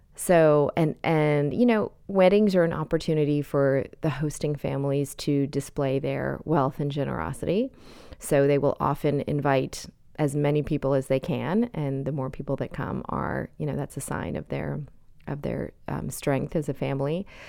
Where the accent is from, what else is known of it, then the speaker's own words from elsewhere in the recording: Canada; moved away as an adult; also born or lived in India (parents); now in United States; I was born in Canada and have spent my adult life in the United States, but my parents are from India